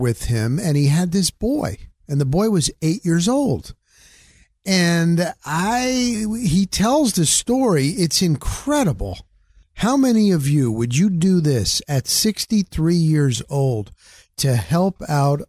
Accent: New Jersey, United States; also born or lived in Denver, Colorado; now in Tampa Bay, United States; Originally, I'm from New Jersey, that New York, New Jersey, PA, Northeast

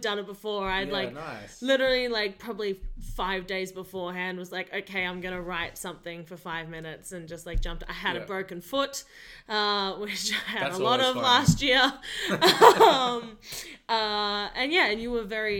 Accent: Melbourne, Victoria, Australia; now in Canberra, Australia; I'm from Melbourne

